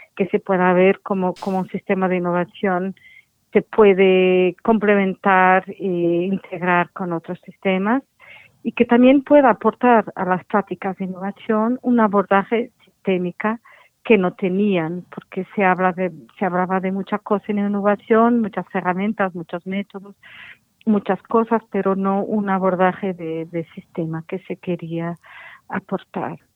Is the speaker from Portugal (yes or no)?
yes; Portugal; Spanish is a second language; mi español no es muy bueno porque yo soy portuguesa y mi español es un poco inventado